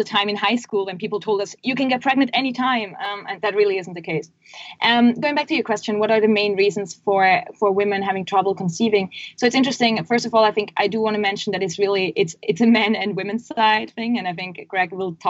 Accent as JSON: {"language": "English", "country": "Switzerland", "said": "We're originally from Switzerland, which you can probably hear from my accent in this call."}